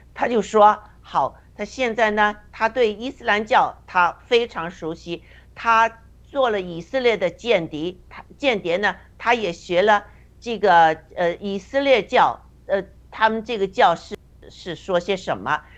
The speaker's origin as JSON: {"language": "Chinese", "country": "China", "tie": "born or raised there", "said": "就像我们在中共中共国成长的人一样"}